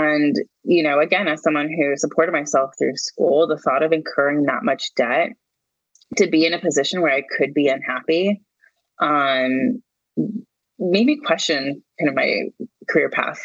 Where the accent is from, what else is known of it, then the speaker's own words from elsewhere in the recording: California, United States; I grew up in California, born and raised